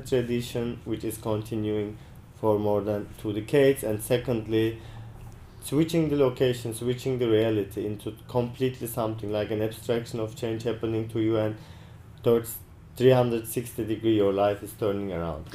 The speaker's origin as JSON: {"language": "English", "country": "Turkey", "moved": "yes", "lives_now": "New Zealand", "said": "I am from Turkey"}